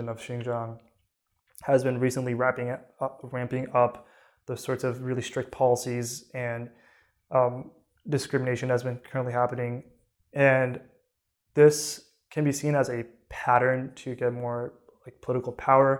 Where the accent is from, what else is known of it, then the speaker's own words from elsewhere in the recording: United States; I was born in the United States, so I was born a citizen